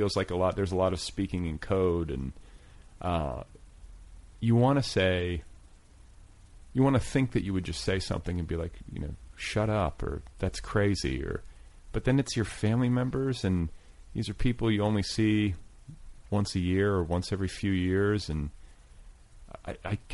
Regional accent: Midwest, United States; I was raised in the Midwest.

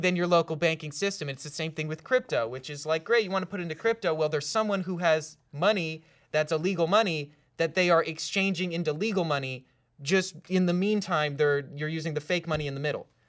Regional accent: California, United States; also born or lived in Los Angeles; I was from California

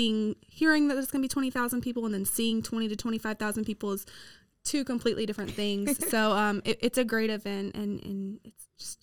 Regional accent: Robinson, Texas, United States; I'm a Wacoan. I'm from the Robinson area. I left for college and went to Tarleton State University, but came back afterwards

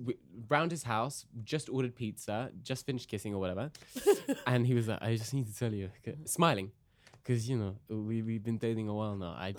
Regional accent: Midlands, United Kingdom; accent: British; now in Toronto, Canada; I was born in the Midlands in the UK.

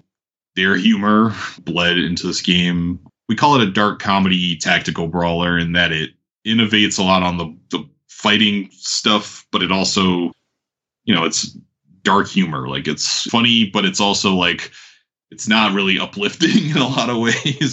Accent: New York, United States; moved away as an adult; now in Atlanta, United States; I'm from New York, and originally biracial kid who grew up with a white mom, looking different in a lot of different neighborhoods

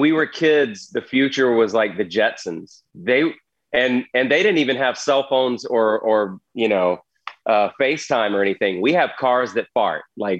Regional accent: the South, United States; And I grew up in the South. I barely left the state.

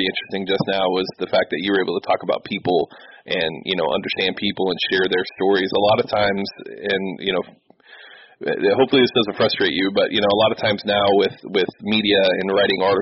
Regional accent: Los Angeles, California, United States; now in Houston, United States; I'm originally from Los Angeles. I moved to Houston the year that the Texans became a team, so I'm a diehard Laker fan.

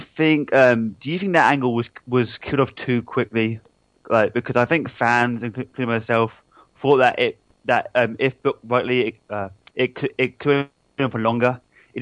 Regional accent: Hampshire, South East England, United Kingdom; I'm from Hampshire

